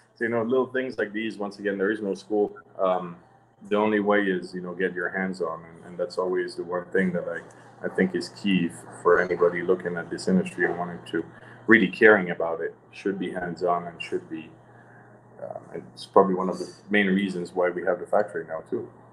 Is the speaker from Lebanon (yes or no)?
no; Switzerland; moved away as an adult; I was born in Switzerland